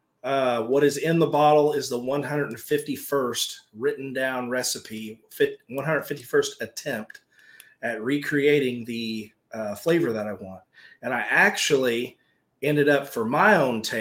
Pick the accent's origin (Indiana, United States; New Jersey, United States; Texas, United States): Indiana, United States; I'm from Indiana.